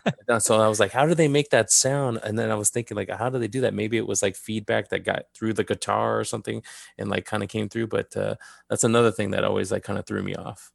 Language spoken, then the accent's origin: English; Southern California, United States; also born or lived in Downey / Montebello; I was born and raised in Southern California.